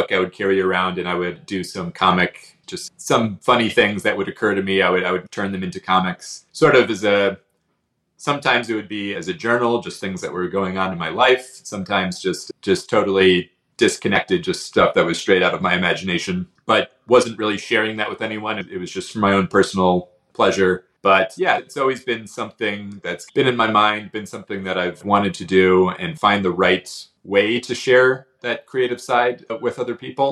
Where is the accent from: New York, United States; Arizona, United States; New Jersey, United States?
Arizona, United States; moved away as an adult; also born or lived in South Korea / Myanmar; I grew up in Arizona